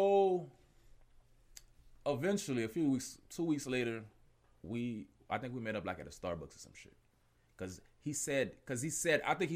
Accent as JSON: {"language": "English", "town": "Miami", "region": "Florida", "country": "United States", "said": "I'm from Miami."}